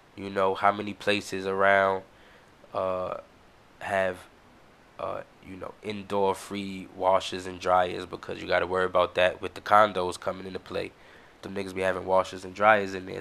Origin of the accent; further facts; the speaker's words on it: United States; we, as the American people